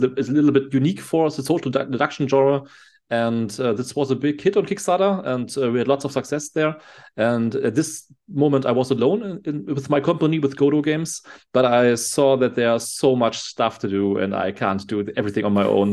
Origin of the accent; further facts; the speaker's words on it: Germany; I'm from Germany